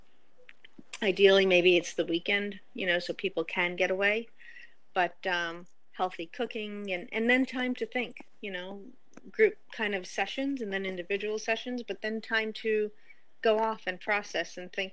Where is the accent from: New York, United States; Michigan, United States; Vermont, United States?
New York, United States; outside of New York City, United States; I grew up outside of New York City